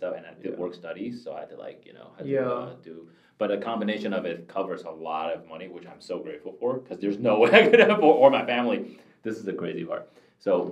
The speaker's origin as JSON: {"language": "English", "country": "Taiwan", "tie": "born or raised there", "also_born_or_lived": "Michigan, United States", "moved": "yes", "lives_now": "California, United States", "said": "I grew up in Taiwan, so I know Chinese"}